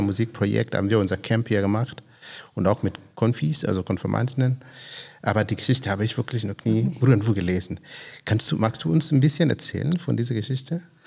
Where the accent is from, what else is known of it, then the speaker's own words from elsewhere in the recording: Kenya; now in Grünheide, Germany; ich komme aus Kenia.